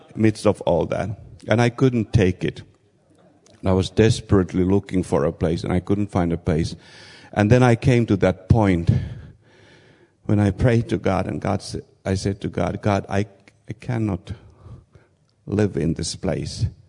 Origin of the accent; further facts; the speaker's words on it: Finland; moved away as an adult; also born or lived in Kazakhstan; I come from Finland